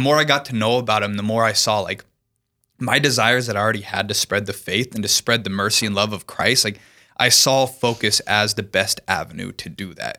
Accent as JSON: {"language": "English", "town": "Lincoln", "region": "Nebraska", "country": "United States", "moved": "yes", "said": "I'm originally from Lincoln, Nebraska"}